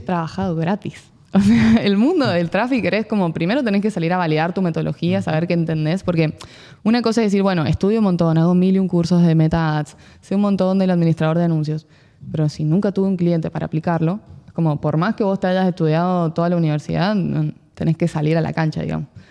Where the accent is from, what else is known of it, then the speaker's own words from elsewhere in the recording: San Juan, Argentina; moved away; also born or lived in Buenos Aires; Soy de San Juan